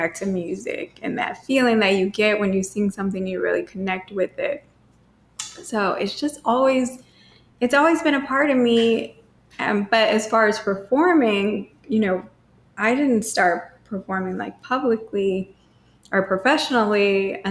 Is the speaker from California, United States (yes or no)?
no; Cape Girardeau, Missouri, United States; now in St. Louis, United States; I'm originally from Cape Girardeau, Missouri, which is 2 hours south